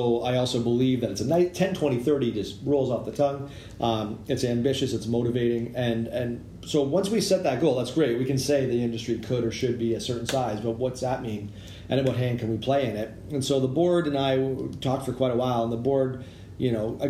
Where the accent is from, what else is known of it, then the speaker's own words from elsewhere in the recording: Toronto, Ontario, Canada; now in Victoria, Canada; I come from Toronto